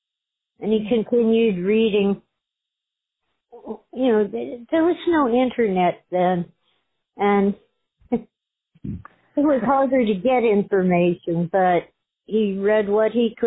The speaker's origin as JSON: {"language": "English", "area": "Los Angeles County", "region": "California", "country": "United States", "tie": "born or raised there", "said": "I was born in Los Angeles County"}